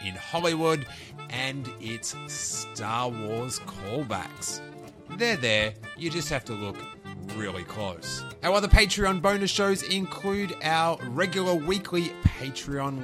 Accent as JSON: {"language": "English", "country": "Australia", "tie": "born or raised there", "moved": "yes", "lives_now": "United States", "said": "growing up in Australia"}